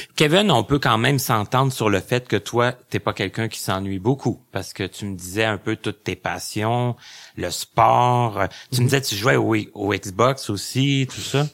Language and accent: French; Lassar, Quebec, Canada; je viens de Lassar